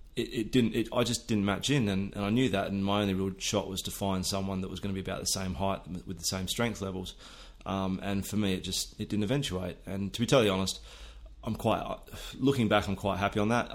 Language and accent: English; near Perth, Western Australia, Australia; I grew up pretty much on the edge of the outback um, on a wheat and sheep farm